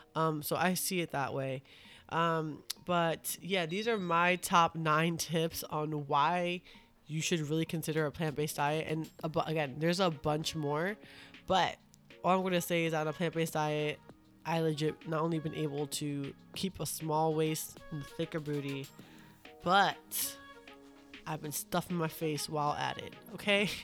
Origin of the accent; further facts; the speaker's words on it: New York, United States; I'm from New York.